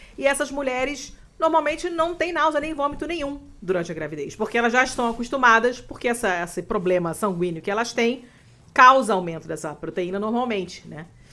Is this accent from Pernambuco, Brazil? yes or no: no; Rio de Janeiro, Brazil; moved away as an adult; now in Italy; Eu nasci, morei na Lagoa até eu me mudar para Itália